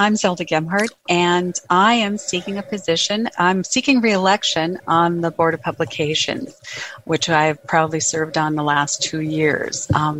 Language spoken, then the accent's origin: English; Edgley, North Dakota, United States; And I am from Edgley, North Dakota.